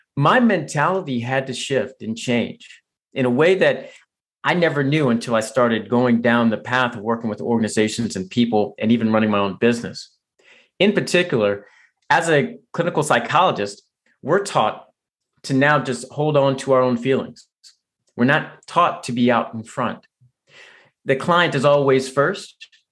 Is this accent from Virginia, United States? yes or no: yes; right outside Washington D.C., Virginia, United States; moved away; actually grew up in Virginia, right outside Washington D.C. I still consider it home.